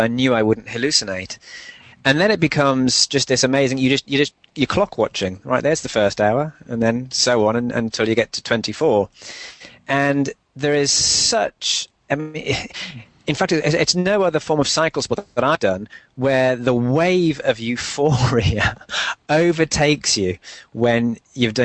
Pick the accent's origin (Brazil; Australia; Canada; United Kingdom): United Kingdom; Newcastle upon Tyne, North East England; my hometown, Newcastle